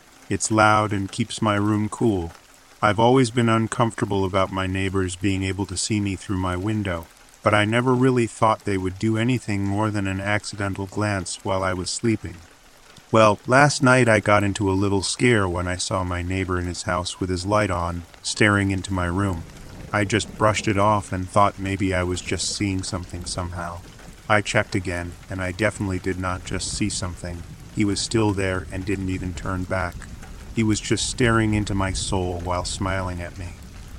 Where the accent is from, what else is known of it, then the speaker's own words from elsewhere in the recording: Arizona, United States; I grew up in Arizona in a relatively safe city.